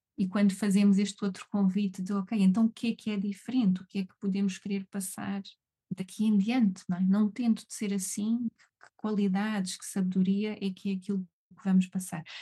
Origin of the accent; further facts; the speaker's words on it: Algarve, Portugal; eu sou do Algarve, eu sou algarvia